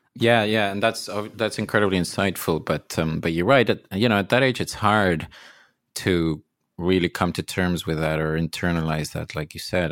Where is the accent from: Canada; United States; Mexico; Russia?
Mexico; I'm from Mexico